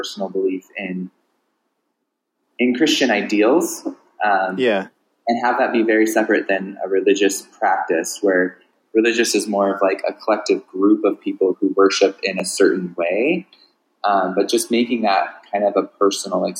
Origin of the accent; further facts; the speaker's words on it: Southern California, United States; I grew up in Southern California